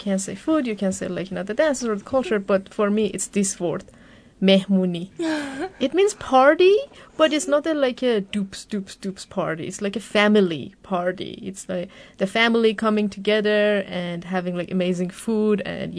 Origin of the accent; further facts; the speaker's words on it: Tehran, Tehran Province, Iran; now in Victoria, Australia; I grew up in Tehran, and I just turned 29.